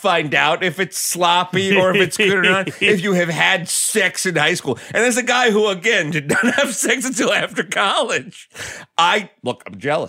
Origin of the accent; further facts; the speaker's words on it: New York, United States; I grew up in a very rural town in New York.